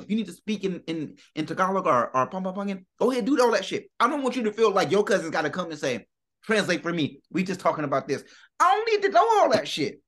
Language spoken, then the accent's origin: English; United States; I'm from America